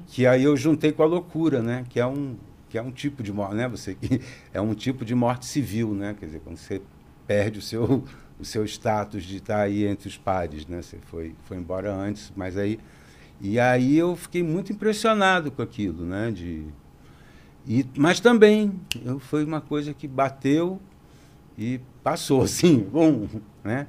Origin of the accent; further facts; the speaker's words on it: Rio de Janeiro, Brazil; eu sou carioca